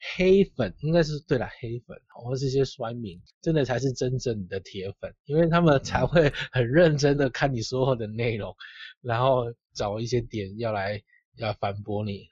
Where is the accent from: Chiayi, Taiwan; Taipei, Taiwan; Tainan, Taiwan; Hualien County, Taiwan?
Tainan, Taiwan; 我们小时候在台南